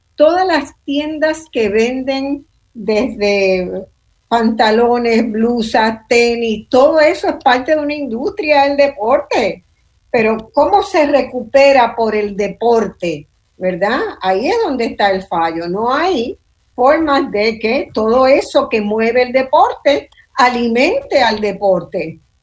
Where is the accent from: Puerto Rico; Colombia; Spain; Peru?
Puerto Rico; me preguntan que de dónde soy porque tengo un acento distinto y digo de Puerto Rico